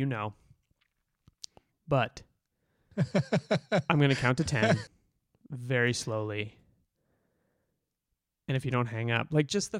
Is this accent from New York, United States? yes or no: no; Boston, Massachusetts, United States; I grew up in Boston. I grew up Irish Catholic.